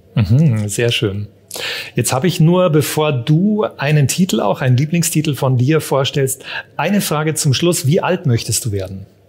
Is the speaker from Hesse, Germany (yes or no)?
no; Munich, Bavaria, Germany; Wir sind beide aus München